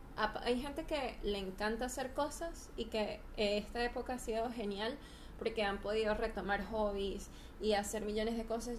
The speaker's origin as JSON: {"language": "Spanish", "country": "Venezuela", "tie": "born or raised there", "moved": "as an adult", "lives_now": "Chile", "said": "me viví, me crié en Venezuela hasta los 27 años. Tengo ya tres años aquí en Chile."}